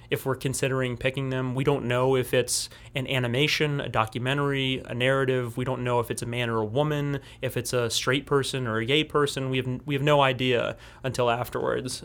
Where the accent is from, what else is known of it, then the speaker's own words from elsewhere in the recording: New Orleans, Louisiana, United States; I'm a filmmaker from New Orleans, Louisiana